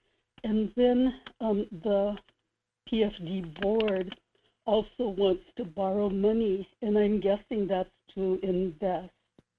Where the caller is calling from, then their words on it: Kodiak, Alaska, United States; Good morning, Michael. … in Kodiak